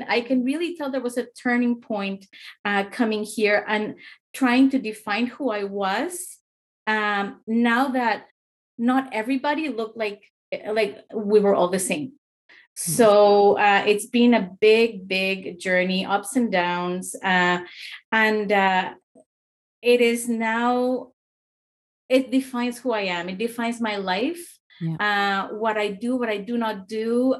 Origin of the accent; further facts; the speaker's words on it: Mexico; now in Canada; I came to Canada from Mexico in 1991.